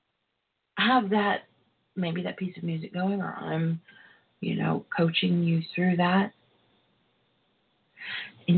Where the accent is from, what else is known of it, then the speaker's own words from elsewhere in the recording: Texas, United States; I am from Texas